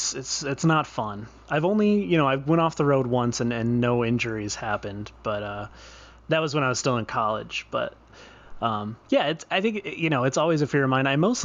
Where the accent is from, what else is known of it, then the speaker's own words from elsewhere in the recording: Northeast, United States; growing up in the Northeast